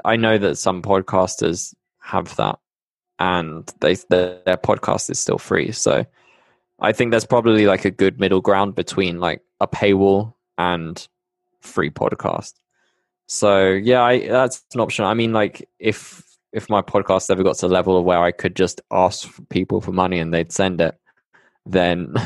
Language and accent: English; Bristol, South West England, United Kingdom; moved away as an adult; now in Medellin, Colombia; I'm from the UK. Yeah, as you can tell, I'm from Bristol